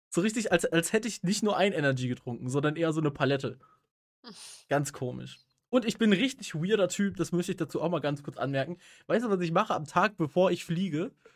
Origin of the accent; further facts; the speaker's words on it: Rhineland, Germany; bei uns im Rheinland